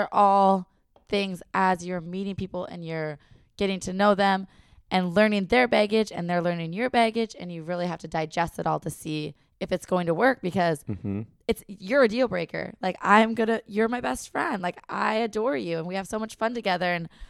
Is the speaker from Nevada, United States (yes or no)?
no; Minnesota, United States; I know. I'm from Minnesota.